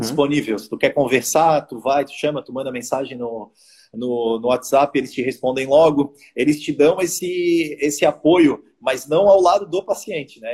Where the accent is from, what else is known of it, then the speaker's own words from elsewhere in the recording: Florianópolis, Santa Catarina, Brazil; eu quero morar em Florianópolis e eu sou de Florianópolis